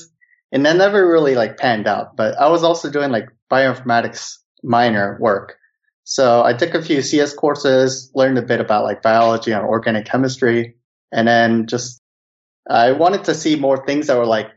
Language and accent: English; United States; now in Helsinki, Finland; I'm a Korean-American living in Helsinki